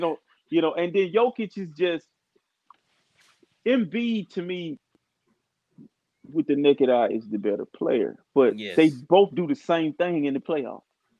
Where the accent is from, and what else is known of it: United States